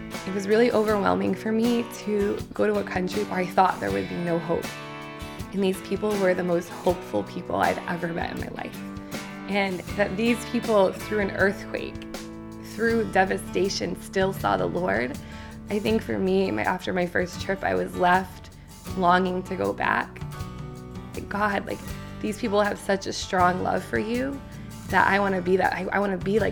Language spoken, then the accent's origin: English; Western Massachusetts, United States; also born or lived in Boston; I grew up in Western Massachusetts, which is about an hour and a half outside of Boston